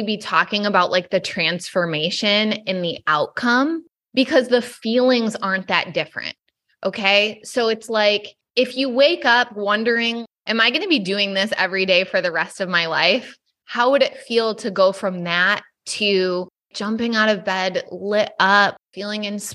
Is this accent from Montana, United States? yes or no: no; Michigan, United States; now in Southern California, United States; I grew up in Michigan and it was so much colder